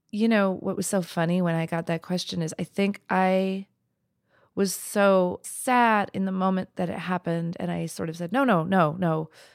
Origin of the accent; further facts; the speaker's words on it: New Mexico, United States; my life growing up in New Mexico as an East Indian woman